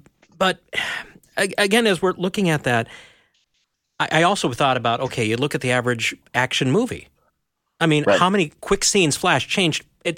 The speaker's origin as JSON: {"language": "English", "region": "Minnesota", "country": "United States", "said": "I'm a Minnesotan. We don't say it that way. It's boat."}